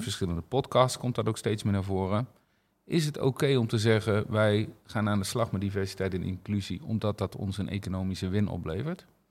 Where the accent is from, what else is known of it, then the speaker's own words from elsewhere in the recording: Netherlands; wij als Nederlanders zijn dat als volk wel redelijk